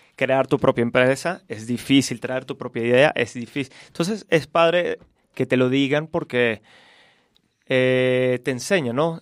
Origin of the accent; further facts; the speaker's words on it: Caracas, Capital District, Venezuela; moved away as an adult; also born or lived in Charlotte, North Carolina, United States; Soy de Venezuela, de Caracas. Me fui hace 10 años de mi país, tenía 18.